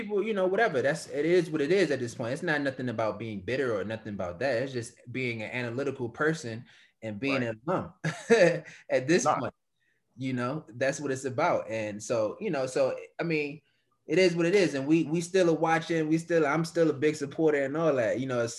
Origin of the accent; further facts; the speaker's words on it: United States; coming from America and coming from the style of play that we play, we think it's just shit, just being American period.